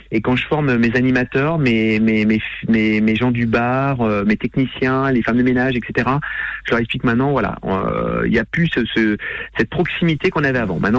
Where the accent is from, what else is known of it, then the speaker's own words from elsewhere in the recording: the North, Hauts-de-France, France; Moi, je suis du Nord, je suis un sti, je suis un stomi, mm. Je suis un vrai sti.